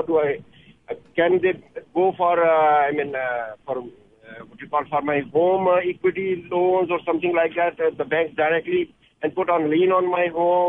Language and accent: English; Canada; I'm from Canada, actually.